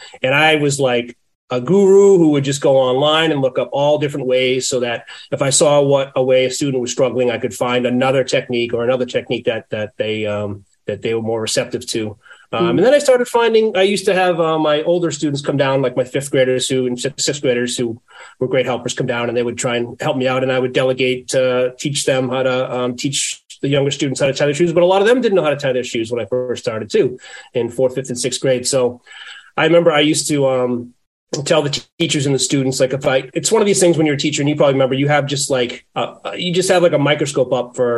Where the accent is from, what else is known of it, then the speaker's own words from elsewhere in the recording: Boston, Massachusetts, United States; I'm from the Boston area.